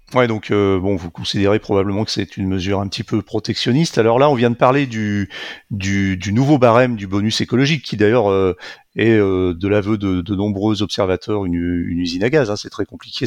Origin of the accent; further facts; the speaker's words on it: Lyon, Auvergne-Rhône-Alpes, France; je suis lyonnais